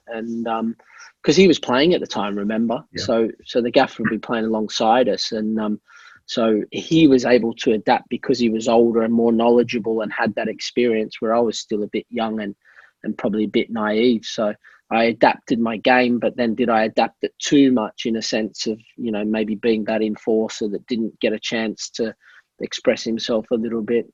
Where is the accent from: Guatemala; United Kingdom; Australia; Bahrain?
Australia; I was born and raised in Australia, so I'm dinky die Aussie.